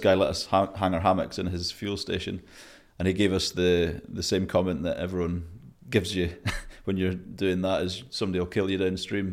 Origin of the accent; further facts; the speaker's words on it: Scotland, United Kingdom; I'm Scottish, but not that Scottish.